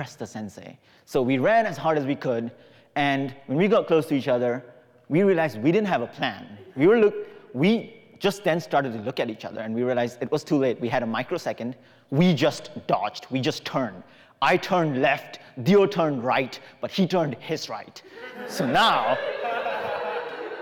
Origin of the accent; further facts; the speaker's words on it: Singapore; When I was 15 years old, growing up in Singapore